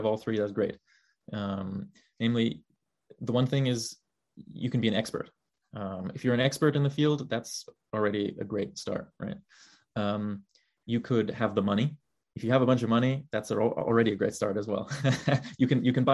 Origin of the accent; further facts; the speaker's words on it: Germany; moved away as an adult; now in United States; growing up in Germany